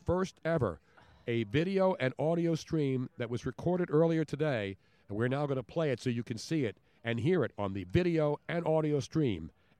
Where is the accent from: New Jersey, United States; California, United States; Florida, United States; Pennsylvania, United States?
Pennsylvania, United States; Philadelphia; me growing up in Philly